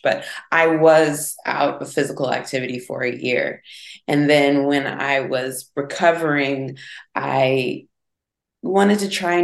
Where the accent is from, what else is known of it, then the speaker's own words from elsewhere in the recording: St. Louis, Missouri, United States; moved away as an adult; I'm from St. Louis, Missouri, right? So it's a city, but it's not the biggest city in the world. And I had to get out